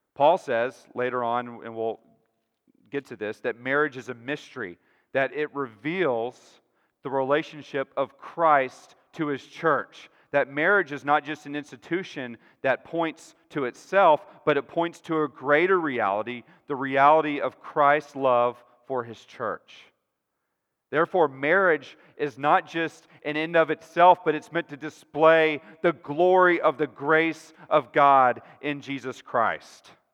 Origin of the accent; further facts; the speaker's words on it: Texas, United States; I'm a Texan, you know, I'm used to these flat plains